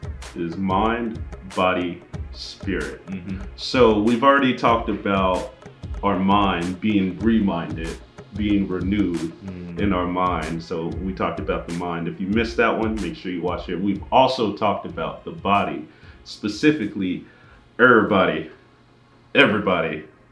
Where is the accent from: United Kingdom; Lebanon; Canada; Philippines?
Philippines; So being Filipino, you get the...